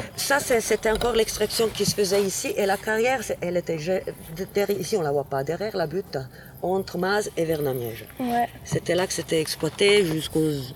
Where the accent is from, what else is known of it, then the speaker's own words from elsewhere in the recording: Ticino, Switzerland; moved away; je viens du Tessin